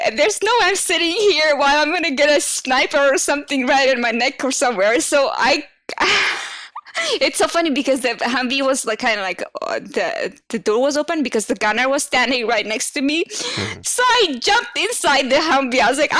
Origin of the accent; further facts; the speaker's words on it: United States; Second, I am from the States and I'm in between the whole American environment team.